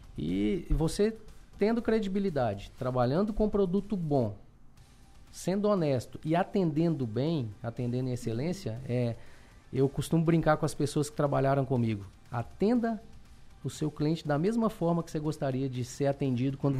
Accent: Belo Horizonte, Minas Gerais, Brazil; accent: mineiro; moved away as an adult; now in Criciúma, Brazil; eu morava, nasci e fui criado em Belo Horizonte.

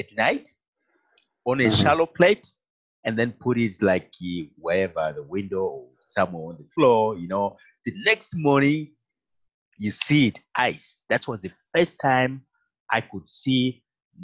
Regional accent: Zimbabwe; moved away; I come from Africa, you know, and you know, well, it's not as hot as it is like in Kenya, but Zimbabwe, we have

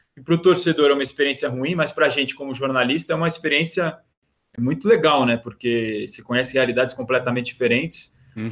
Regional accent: Santos, São Paulo, Brazil; eu sou de Santos

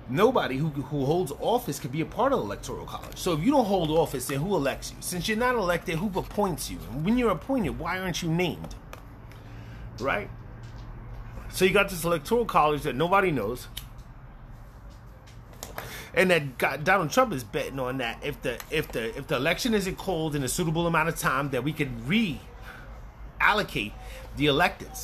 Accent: New York City, New York, United States; I'm from the Bronx.

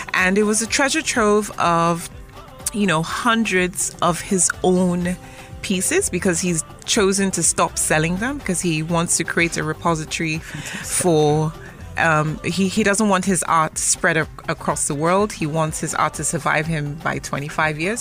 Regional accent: Lagos, Nigeria; A standard Omoeko.

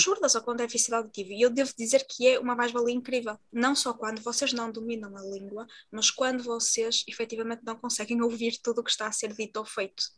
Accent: Portugal; enquanto uma mulher da etnia predominante em Portugal

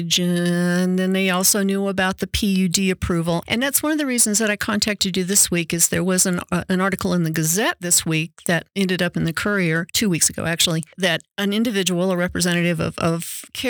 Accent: North Carolina, United States; now in Colorado, United States; I grew up in North Carolina, too

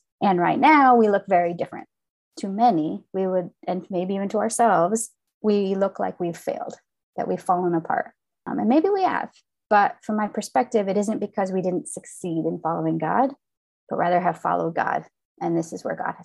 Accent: Midwest, United States; I grew up in the Midwest, the third and youngest child of parents that emigrated from Finland

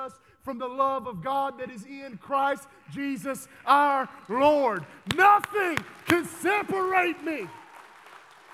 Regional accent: Texas, United States; I'm from Texas

